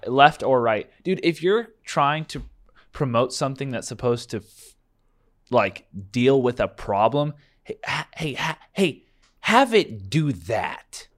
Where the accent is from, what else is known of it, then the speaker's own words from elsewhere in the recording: United States; proud of being American